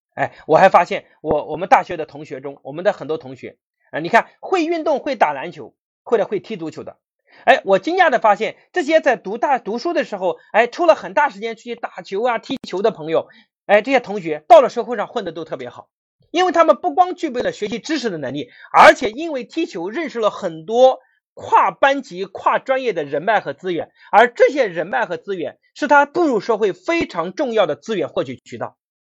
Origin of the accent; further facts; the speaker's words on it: Anhui, China; 我是安徽人